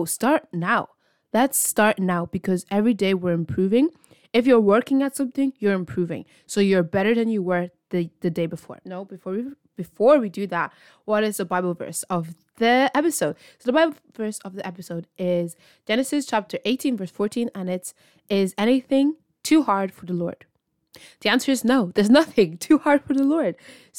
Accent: Ireland; I'm from Ireland, and this is my podcast.

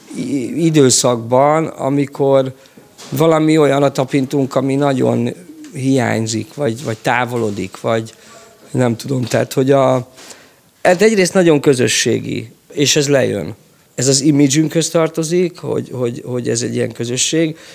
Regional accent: Budapest, Hungary; én Csepeli vagyok, ott, ö, működött a Vidám Park zenekar

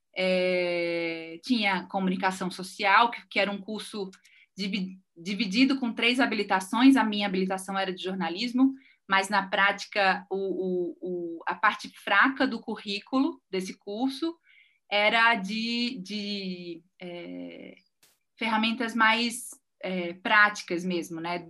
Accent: Recife, Pernambuco, Brazil; moved away as an adult; now in São Paulo, Brazil; eu sou recifense é, e moro em São Paulo desde 2009.

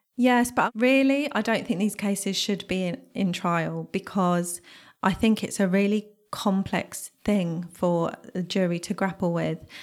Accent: Bedfordshire, East of England, United Kingdom; I remember being fifteen, growing up in Bedfordshire

